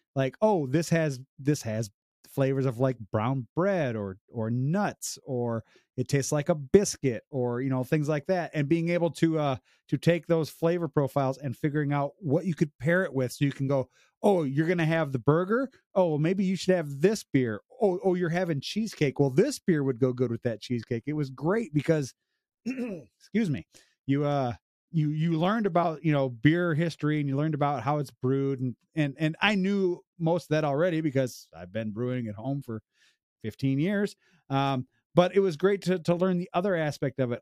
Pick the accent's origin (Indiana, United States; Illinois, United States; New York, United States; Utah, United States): Illinois, United States; now in Ontario, Canada; I'm originally from Illinois, I moved here